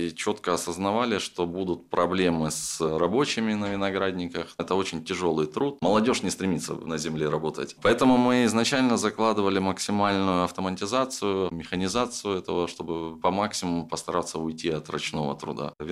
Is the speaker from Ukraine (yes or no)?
yes; Crimea, Ukraine; Я говорю, я из Крыма. Говорит, здорово, у вас там институт Магарач есть. Я говорю, конечно, есть, у меня там еще дедушка работает.